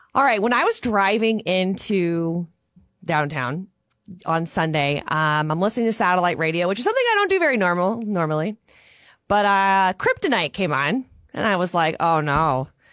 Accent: Louisiana, United States; now in Minnesota, United States; I'm from Louisiana

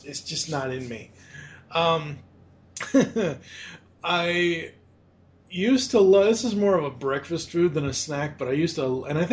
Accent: Boston, Massachusetts, United States; now in Louisville, United States; growing up in Boston, it was around Boston

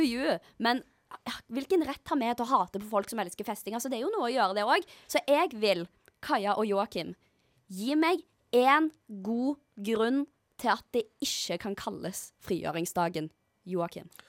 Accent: Stavanger, Rogaland, Norway; Jeg er jo fra Stavanger

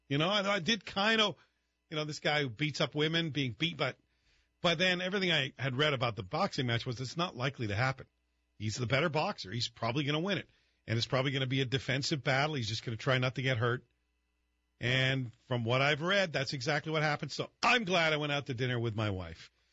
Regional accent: Scotland, United Kingdom; moved away; even though I was growing up in Scotland

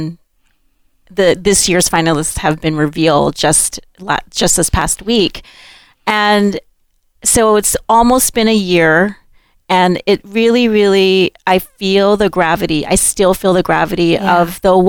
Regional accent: Honolulu, Hawaii, United States; We grew up hosting a lot of gatherings at our Āina Haina house

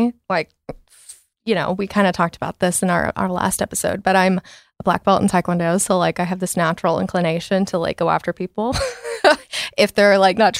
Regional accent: Coppell, Texas, United States; But I grew up in Coppell, really like stereotypical life up until like I got to like my late middle school, early high school.

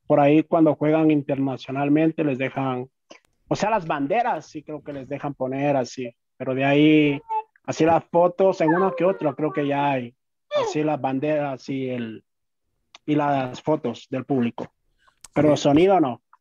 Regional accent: Carchi, Ecuador; now in Quito, Ecuador; Yo soy del Valle del Chota

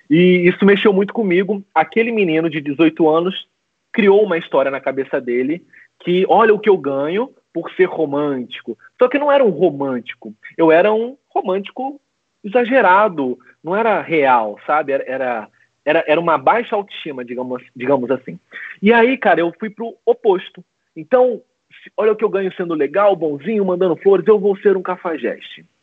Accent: Macaé, Rio de Janeiro, Brazil; also born or lived in São José do Rio Preto, São Paulo; com 10 anos mais ou menos eu me mudei para Macaé, no interior do Rio de Janeiro. E desde então eu moro em Macaé, eu resido em Macaé.

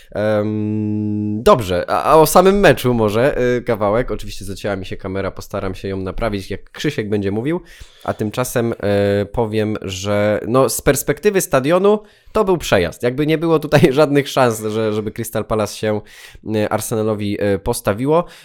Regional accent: Poland; Opowiadałem, że z Polski

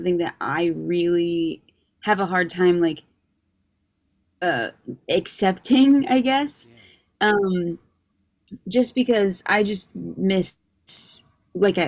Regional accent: Carmel, Indiana, United States; I guess I'm from Indiana. I'm from Carmel

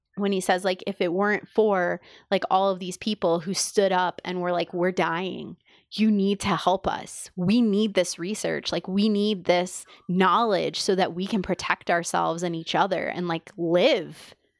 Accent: New York City, New York, United States; I grew up in New York City

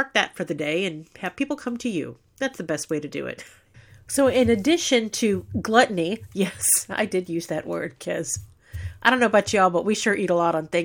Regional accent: San Bernardino, California, United States; San Bernardino is my hometown. I live here, work here, and raised my children here.

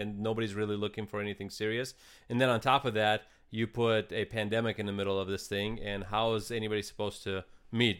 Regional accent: Eastern Ukraine, Ukraine; now in United States; I'm actually from Ukraine

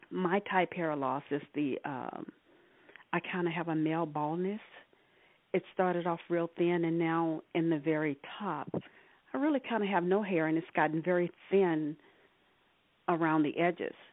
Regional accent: Arkansas, United States; now in California, United States; I've been living in California uh, for the past 40 plus years. I'm originally from Arkansas.

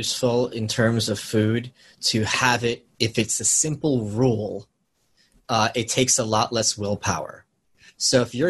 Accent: New York City, New York, United States; I'm a New Yorker. I have this low key background tension. Well, it's life in the big city.

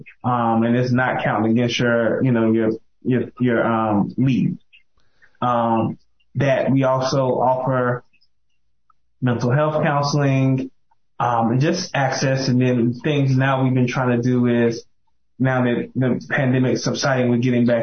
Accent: Mississippi, United States; moved away; my hometown, Mississippi. I'm from one of the small towns

